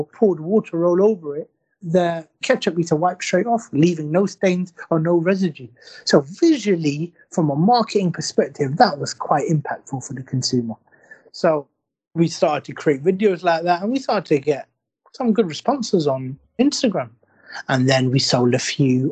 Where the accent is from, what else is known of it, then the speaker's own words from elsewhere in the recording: London, United Kingdom; also born or lived in Blackburn; We grew up in London